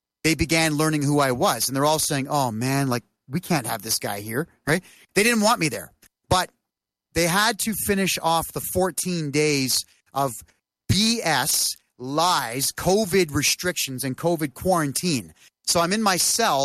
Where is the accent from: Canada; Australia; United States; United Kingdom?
Canada; Mississauga, Ontario; I was running for mayor in my hometown of Mississauga, population 1 million, directly beside Toronto